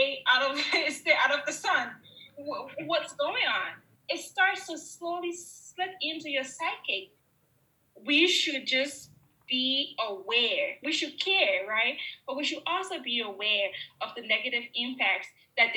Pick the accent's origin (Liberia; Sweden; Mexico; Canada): Liberia; now in United States; I grew up in Liberia